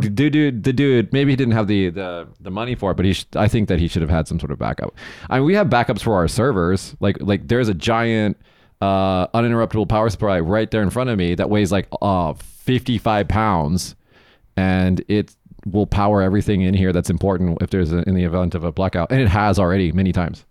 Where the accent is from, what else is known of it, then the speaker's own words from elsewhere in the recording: United States; now in Japan; Growing up in America, you know, as a visually white male